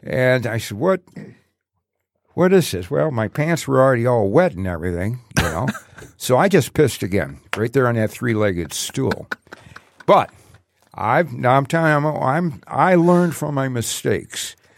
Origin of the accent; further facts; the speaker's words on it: Detroit, Michigan, United States; also born or lived in Allen Park; growing up in Detroit.